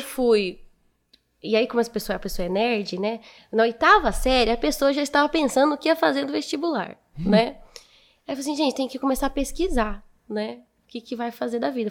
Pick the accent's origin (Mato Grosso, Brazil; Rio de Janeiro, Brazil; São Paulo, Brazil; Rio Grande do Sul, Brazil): São Paulo, Brazil; Martinópolis; also born or lived in Presidente Prudente; Eu nasci em Prudente, mas fui com seis anos para Martinópolis